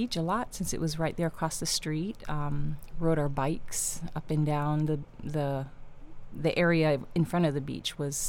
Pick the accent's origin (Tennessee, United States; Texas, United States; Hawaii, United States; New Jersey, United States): Hawaii, United States; Kauai; also born or lived in Oahu, Hawaii; No, I was born on Oahu. Mm-hmm. And when I was young, my parents moved us over here to Kauai so we could be around my mom's family.